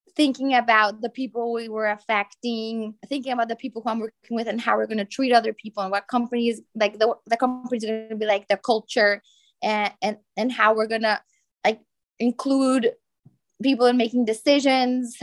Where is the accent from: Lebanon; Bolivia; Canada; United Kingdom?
Bolivia; now in Brazil; I was born in Bolivia. And I mean, now I live in Brazil